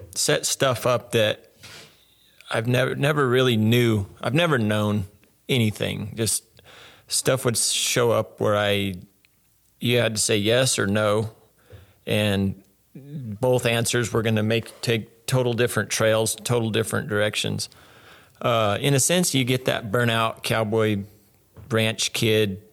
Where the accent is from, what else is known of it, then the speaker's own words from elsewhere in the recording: Willcox, Arizona, United States; I grew up born and raised Wilcox, Arizona, where I'm at now